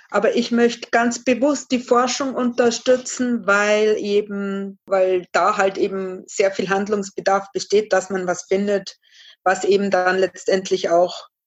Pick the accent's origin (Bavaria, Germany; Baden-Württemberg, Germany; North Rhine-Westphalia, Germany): Bavaria, Germany; Regensburg; ich bin 39, ähm, genau, ich komme aus Bayern, aus Rengsburg